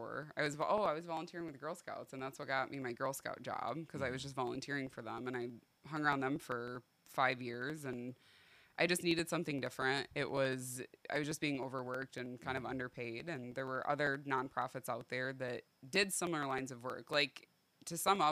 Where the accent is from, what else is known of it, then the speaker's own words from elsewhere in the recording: Belding, Michigan, United States; also born or lived in Grand Rapids, Michigan; I grew up in Belding, and then I was 5.5 years at Michigan State